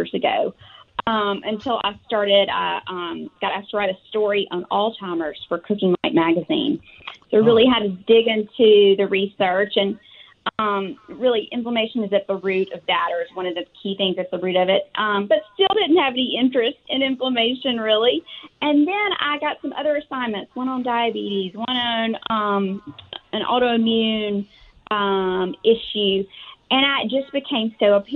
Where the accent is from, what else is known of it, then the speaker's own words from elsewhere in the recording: Tuscaloosa, Alabama, United States; I am from Tuscaloosa, Alabama